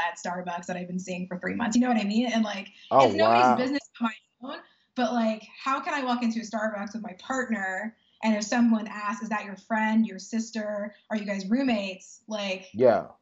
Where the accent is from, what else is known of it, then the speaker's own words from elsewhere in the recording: Dallas, Texas, United States; I grew up in far north Dallas and went to PISD public schools